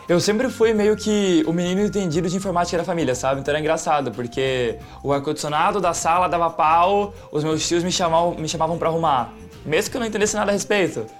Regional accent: Joinville, Santa Catarina, Brazil; Eu nasci e cresci em Joinville

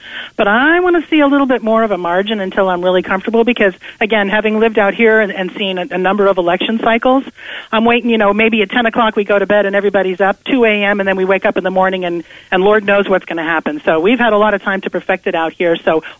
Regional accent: New Jersey, United States; now in Oregon, United States; I am from New Jersey

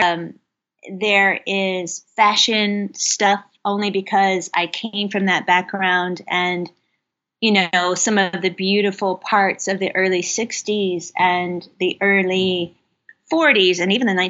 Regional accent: Kentucky, United States; I grew up in Kentucky

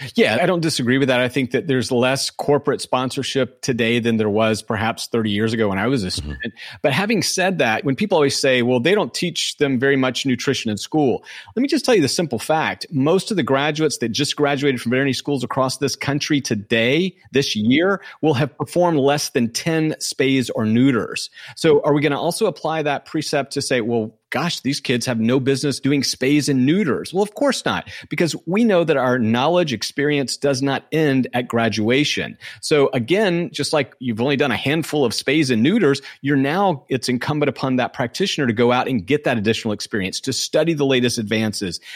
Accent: Southwest Georgia, United States; moved away; I grew up in Southwest Georgia

